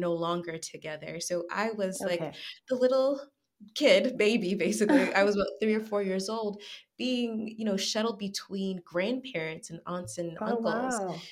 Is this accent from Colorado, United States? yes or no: no; Atlanta, Georgia, United States; accent: American; moved away as an adult; also born or lived in La Rioja, Spain; now in Spain; I'm from Atlanta